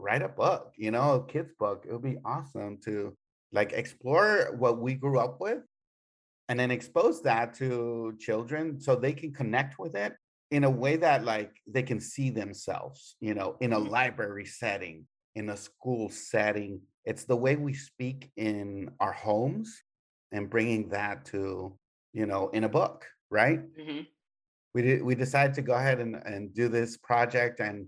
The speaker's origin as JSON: {"language": "English", "town": "El Paso", "region": "Texas", "country": "United States", "tie": "born or raised there", "said": "I'm one of those kids that grew up in a border town, you know, in El Paso"}